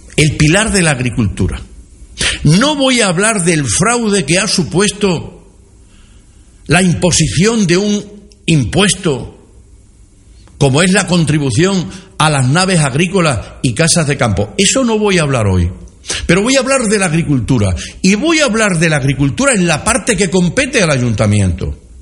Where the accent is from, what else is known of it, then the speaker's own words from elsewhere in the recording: Villanueva de la Serena, Extremadura, Spain; las empresas de mi pueblo a las empresas de nuestro pueblo